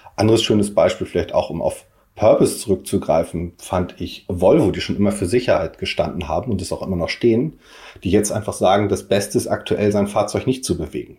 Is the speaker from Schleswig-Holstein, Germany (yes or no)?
yes; Kiel, Schleswig-Holstein, Germany; now in Hamburg, Germany; mein Herz ist natürlich Kiel, aber ähm, ich lebe und wohne und arbeite in Hamburg